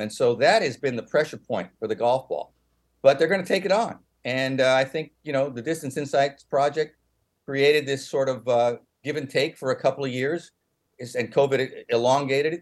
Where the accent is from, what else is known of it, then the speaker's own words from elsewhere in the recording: San Francisco, California, United States; I come from San Francisco